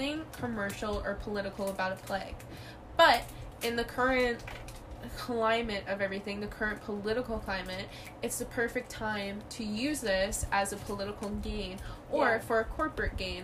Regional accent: Canada; we're Canadian, like, obviously we have our own problems here in Canada

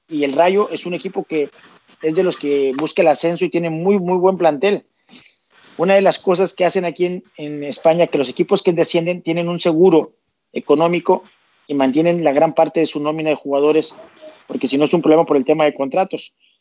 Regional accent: Tampico, Tamaulipas, Mexico; moved away as an adult; now in Asturias, Spain; yo soy de Tampico

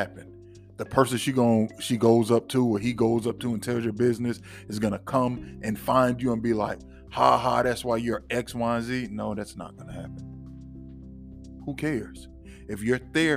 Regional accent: Florida, United States; I'm from Florida

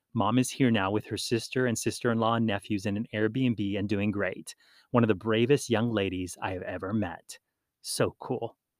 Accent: Hawaii, United States; When I grew up in Hawaii, we participated in Hawaiian outrigger canoe racing

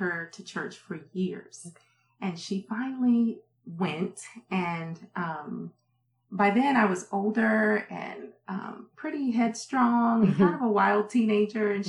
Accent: Prince George's County, Maryland, United States; also born or lived in North Carolina / Kansas City; now in Oklahoma, United States; Yeah, I grew up in Maryland. I was born in North Carolina, but raised in Maryland.

